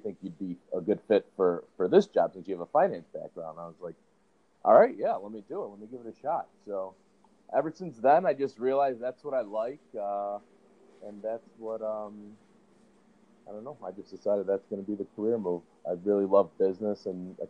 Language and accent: English; Chicago, Illinois, United States; born and raised in Chicago, you know, went to school in the West Loop pretty much through high school and undergrad